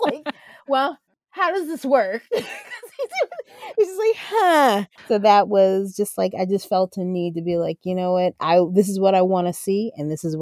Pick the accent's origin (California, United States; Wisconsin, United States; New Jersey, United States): New Jersey, United States; Jersey Shore; moved away as an adult; I miss my hometown because I grew up at the Jersey Shore for 20 some odd years